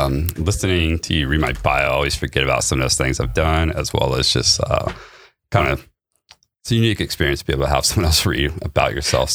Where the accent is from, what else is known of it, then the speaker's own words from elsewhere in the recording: Okinawa, Japan; also born or lived in Idaho, United States / Germany / US East Coast South; Surprisingly, yes, but even though I was born there on an Air Force base, I left as a child and moved all around the world. Mostly grew up Okinawa, Japan, Germany, and East Coast South, mostly.